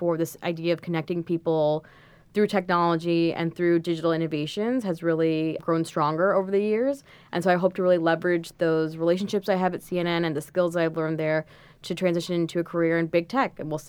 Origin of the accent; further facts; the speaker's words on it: New York, United States; I am so grateful to be here, especially as a New Yorker or just as someone who's dreamed of going to, you know, world-class business school.